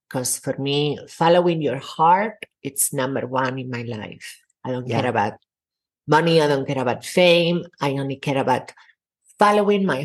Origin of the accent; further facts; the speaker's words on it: a little town south of Barcelona, Catalonia, Spain; moved away; so I was born in Barcelona, Spain. Well, actually, in a little town south of Barcelona and it was very repressive, con, con, uh, conservative town, mm-hmm. very Catholic.